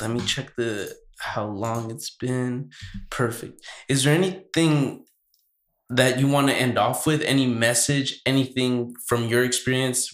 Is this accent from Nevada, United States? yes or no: no; Santa Barbara, California, United States; I was born in Santa Barbara